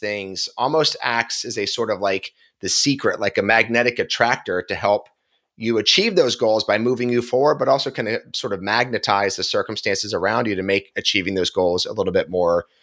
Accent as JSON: {"language": "English", "town": "Philadelphia", "region": "Pennsylvania", "country": "United States", "said": "I'm from Philly"}